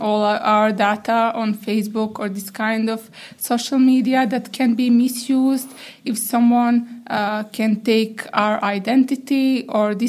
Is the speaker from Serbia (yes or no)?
yes; Serbia; I'm coming from Serbia